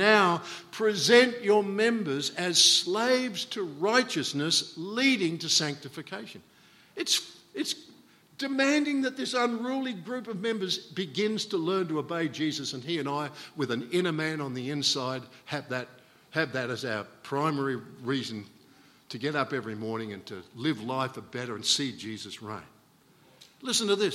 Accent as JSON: {"language": "English", "country": "Australia", "said": "being Australian"}